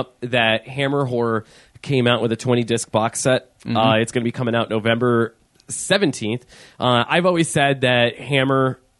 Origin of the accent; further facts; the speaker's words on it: Erie, Pennsylvania, United States; I highly doubt Mill Creek Entertainment is from my hometown.